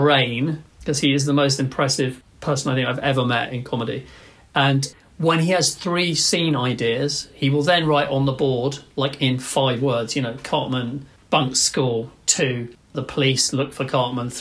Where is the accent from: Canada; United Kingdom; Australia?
United Kingdom; it's difficult being British